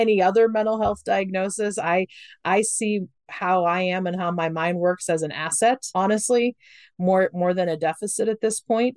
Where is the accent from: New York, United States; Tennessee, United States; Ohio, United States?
Ohio, United States; I'm from Ohio. I grew up very conservative in Ohio.